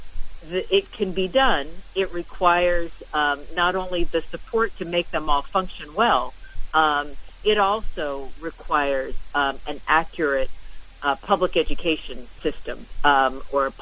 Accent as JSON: {"language": "English", "region": "New Jersey", "country": "United States", "said": "I'm from New Jersey, from the state of New Jersey"}